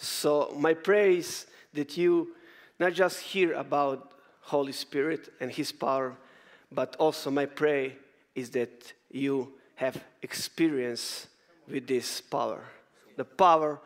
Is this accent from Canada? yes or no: no; Croatia; I'm coming from Croatia, beautiful nation